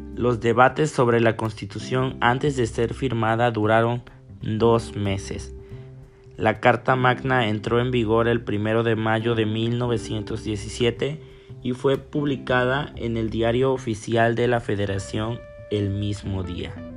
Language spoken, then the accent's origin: Spanish; Mexico